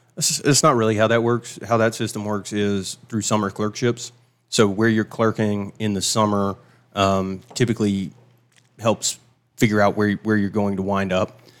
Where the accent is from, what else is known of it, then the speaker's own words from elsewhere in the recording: Travelers Rest, South Carolina, United States; moved away as an adult; also born or lived in Charleston, South Carolina; now in Seneca, United States; I was raised in Traveler's Rest